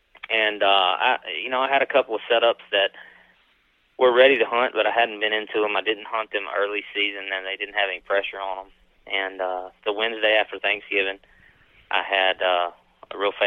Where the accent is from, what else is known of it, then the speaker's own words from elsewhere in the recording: Mississippi, United States; also born or lived in East Feliciana, Louisiana; now in Clinton, Louisiana, United States; I'm from Mississippi originally, so I have family property there